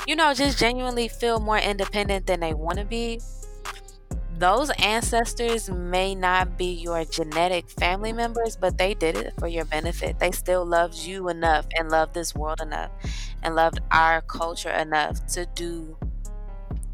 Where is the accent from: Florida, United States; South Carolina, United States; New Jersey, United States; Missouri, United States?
Missouri, United States; moved away; also born or lived in Georgia; I'm from Missouri